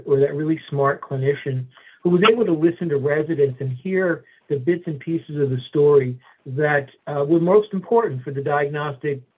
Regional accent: New Jersey, United States; moved away as an adult; also born or lived in Manhattan, New York; now in Fort Myers, United States; born and raised in New Jersey

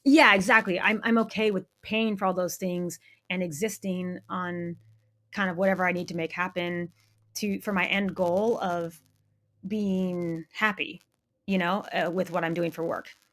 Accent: Maine, United States; moved away; I grew up in Maine in a really small town.

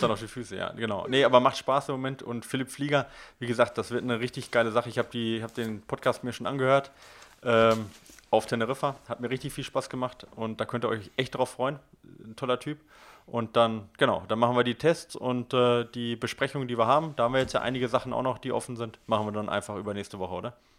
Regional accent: Ruhr area, near Oer-Erkenschwick, North Rhine-Westphalia, Germany; direkt bei mir um die Ecke, wo ich geboren bin

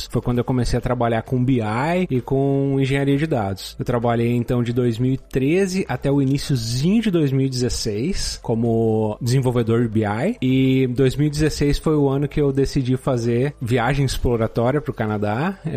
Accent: Novo Hamburgo, Rio Grande do Sul, Brazil; no Rio Grande do Sul, a 40 minutos de Porto Alegre. Tudo a região ali é uma região só.

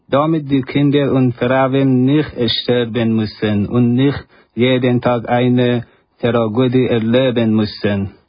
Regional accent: Afghanistan; German is a second language; now in Switzerland; ich komme aus Afghanistan. Seit zwei Jahren bin ich in der Schweiz.

